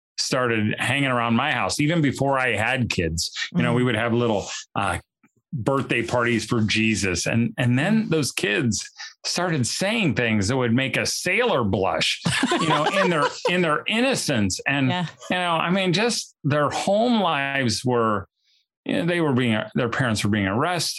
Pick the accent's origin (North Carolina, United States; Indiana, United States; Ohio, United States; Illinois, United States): Indiana, United States; I'm from Indiana